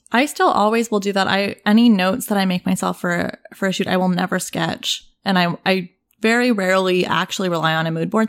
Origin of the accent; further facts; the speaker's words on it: Toronto, Ontario, Canada; I grew up in Toronto. I grew up in the east end of Toronto in a neighborhood called The Beaches